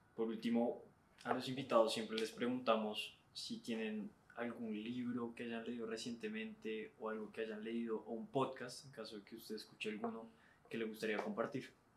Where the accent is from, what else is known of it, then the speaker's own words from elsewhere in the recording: Bogotá, Colombia; uno como bogotano